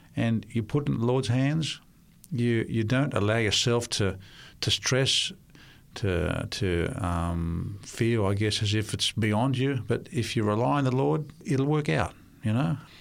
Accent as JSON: {"language": "English", "town": "Sydney", "region": "New South Wales", "country": "Australia", "tie": "born or raised there", "first_language": "Russian", "second_language": "English", "said": "I was born in Australia, um, in Sydney. uh, into a Russian-speaking"}